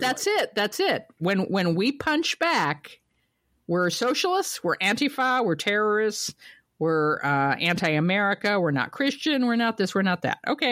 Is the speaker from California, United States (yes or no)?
no; Ohio, United States; I'm from Ohio